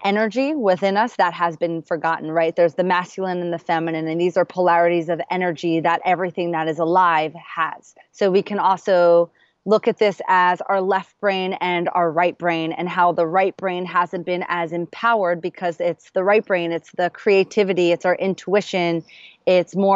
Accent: New York, United States; now in Los Angeles, United States; I now live in LA. I'm originally from New York

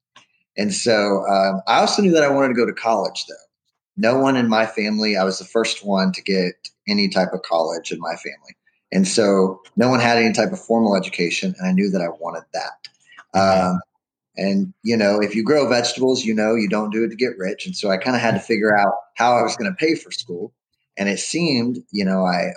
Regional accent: Alvin, Texas, United States; born and raised in Alvin, Texas, which is a community in Brazoria County.

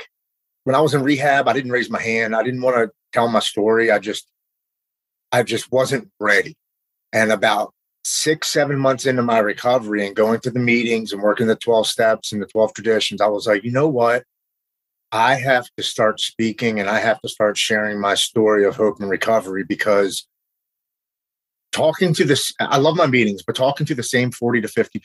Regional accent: Baltimore, Maryland, United States; I'm from Baltimore, Maryland

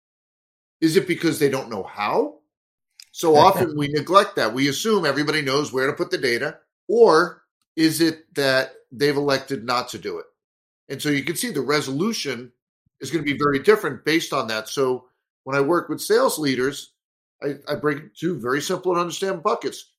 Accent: New York City, New York, United States; moved away as an adult; also born or lived in Staten Island, New York / Marlboro, New Jersey / Syracuse, New York / Washington D.C. metro area; now in Minneapolis area, United States; I was born in Brooklyn, New York, lived in Staten Island for a while, and spent my teen years in Marlborough, New Jersey, central New Jersey

